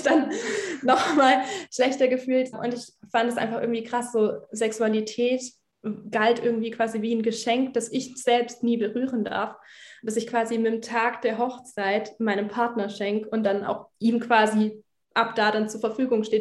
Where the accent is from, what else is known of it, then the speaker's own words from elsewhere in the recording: Germany; Bin in einer Freikirche aufgewachsen in Deutschland.